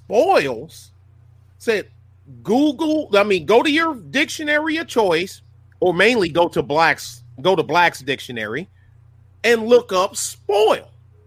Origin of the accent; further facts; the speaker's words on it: Texas, United States; We say we're Texan.